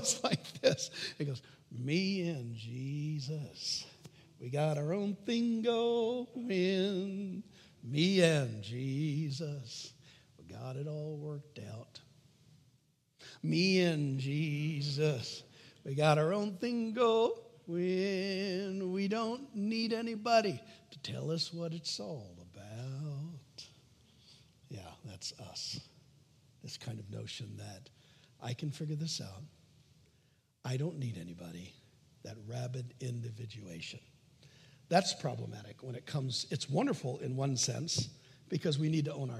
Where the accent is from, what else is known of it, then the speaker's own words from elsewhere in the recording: United States; I'm an American